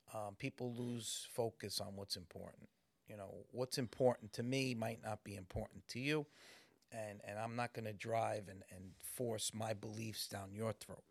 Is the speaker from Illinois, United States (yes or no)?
no; New York City, New York, United States; I grew up in Morris Park